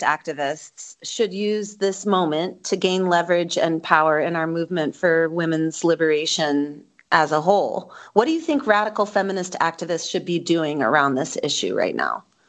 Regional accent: Wisconsin, United States; my home state of Wisconsin

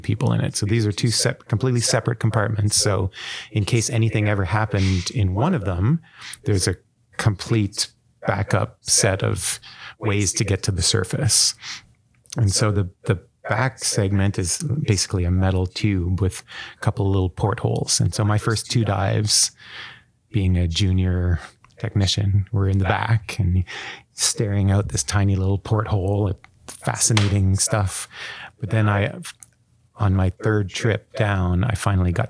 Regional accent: Gatineau, Quebec, Canada; moved away as an adult; also born or lived in Atlanta, United States; now in Vancouver, Canada; my hometown of Gatineau, Quebec

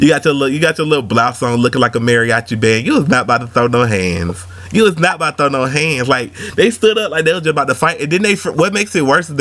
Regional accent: Atlanta, Georgia, United States; I'm from Atlanta

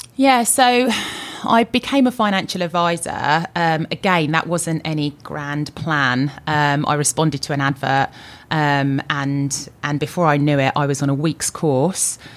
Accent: Luton, East of England, United Kingdom; also born or lived in London; I was born in London. Um, I lived in London for a really short period of time and moved with my older sister, my mum, my dad, um, to Luton. I, I was brought, brought up in Luton

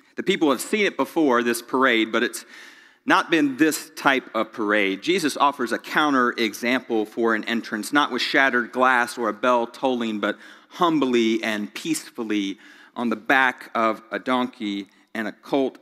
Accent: Greenville, United States; also born or lived in Charlotte, North Carolina; I was born in Charlotte, grew up in Greenville

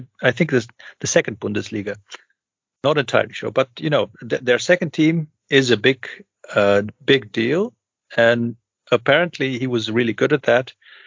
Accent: Overijssel, Netherlands; So he's from Twente, and you know, I'm from Twente, I'm a native, but you know, not an original native, to put it that way.

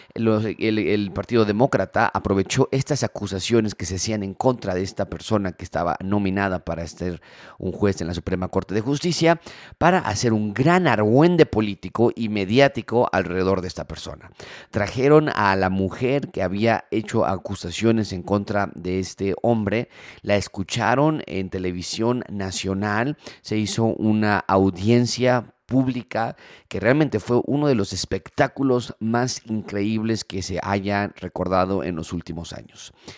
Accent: Mexico; nosotros como mexicanos

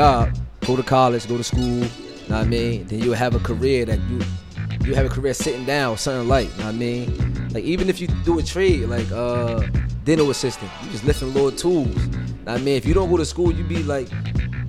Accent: Newark, New Jersey, United States; I'm from the West Ward of North. They call it the Vellsburg section

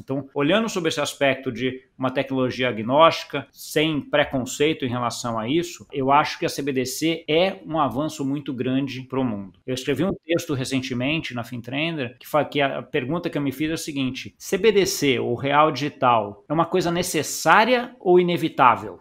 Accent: Brazil; a gente como brasileiro

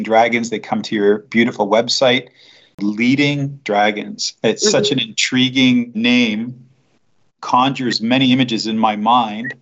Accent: Canada; first language English; now in Switzerland; I'm a Canadian. I also live in Switzerland, but English is my one and only language

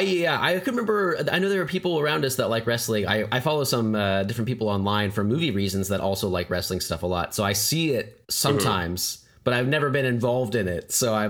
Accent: Broken Arrow, Oklahoma, United States; Brent and I grew up here, we grew up in Broken Arrow, Oklahoma

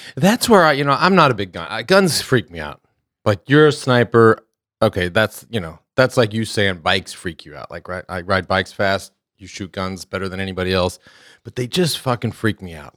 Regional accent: Texas, United States; growing up in Texas

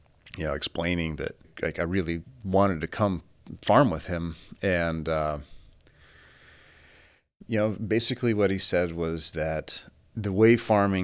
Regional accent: Fort Morgan, Colorado, United States; moved away; also born or lived in Stanford, California; So I was raised in Fort Morgan, Colorado, on a very large family farm.

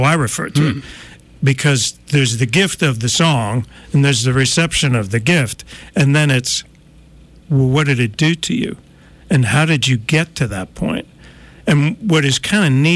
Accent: New Jersey, United States; moved away; I'm from New Jersey

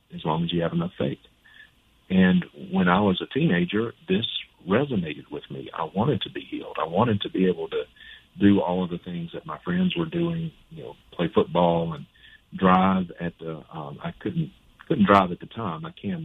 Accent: Vicksburg, Mississippi, United States; Born and reared in Vicksburg

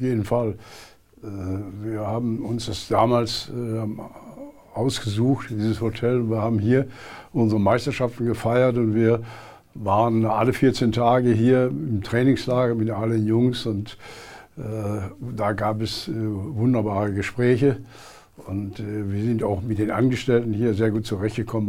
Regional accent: Essen, North Rhine-Westphalia, Germany; moved away as an adult; also born or lived in Berlin; Ich komme ja aus dem Ruhrgebiet

